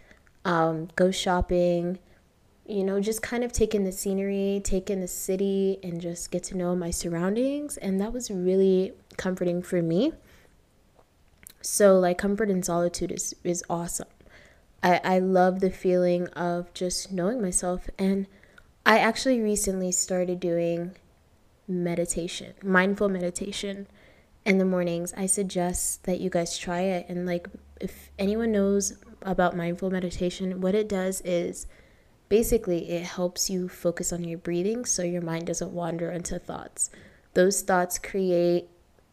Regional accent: Ohio, United States; moved away as an adult; also born or lived in Toronto, Canada; now in Nairobi, Kenya; spent most of my life in Ohio growing up

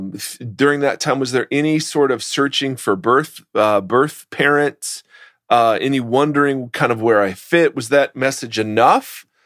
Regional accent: Mansfield, Ohio, United States; Well, I grew up in Mansfield, Ohio.

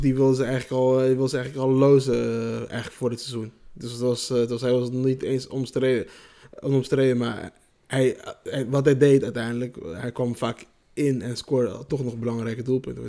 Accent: Nijmegen, Gelderland, Netherlands; trots om een Nijmegen, Nijmegenaar te zijn. Je durft ook als je in een andere stad bent te zeggen van, ja, ik kom uit Nijmegen.

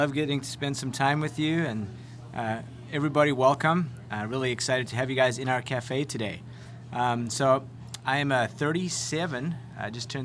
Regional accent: South Africa; moved away as an adult; also born or lived in Connecticut; now in United States; a South African young lad who didn't have any degree or experience

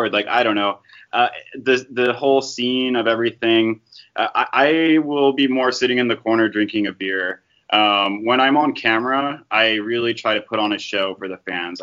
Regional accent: Dallas, Texas, United States; I grew up in the Dallas area here in America

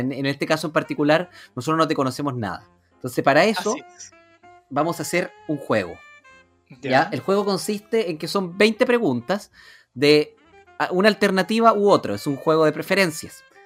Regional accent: San Fernando, O'Higgins, Chile; yo soy de San Fernando

